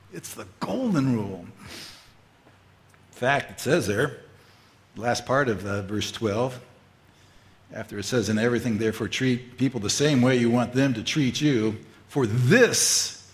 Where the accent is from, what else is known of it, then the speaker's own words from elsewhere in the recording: Fullerton, California, United States; I grew up in Fullerton, California, most of my youth years, grade school, junior high, and high school